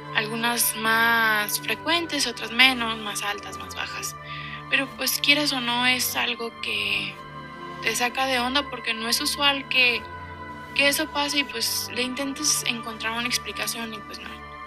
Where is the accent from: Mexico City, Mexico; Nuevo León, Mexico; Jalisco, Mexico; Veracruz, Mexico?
Jalisco, Mexico; Guadalajara; Yo soy de Guadalajara, Jalisco